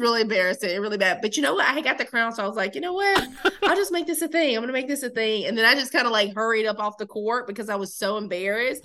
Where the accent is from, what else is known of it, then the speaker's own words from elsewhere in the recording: the South, United States; when I'm in New York, I'm like just so southern